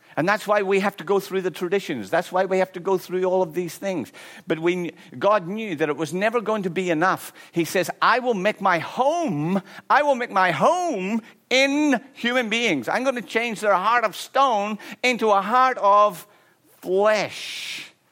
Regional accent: Ireland; I'm Irish

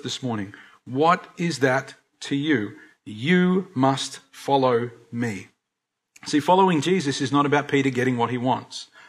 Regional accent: Australia; as Aussie Christians

